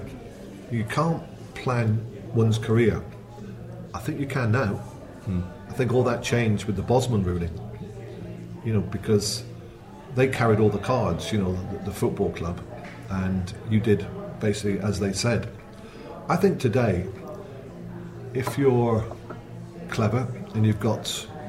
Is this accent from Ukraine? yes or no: no; Plymouth, South West England, United Kingdom; moved away; also born or lived in Birmingham; I was born in Plymouth